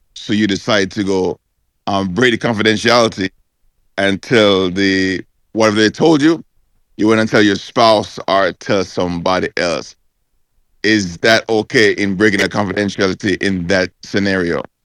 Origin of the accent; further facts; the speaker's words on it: Jamaica; we as, as Jamaican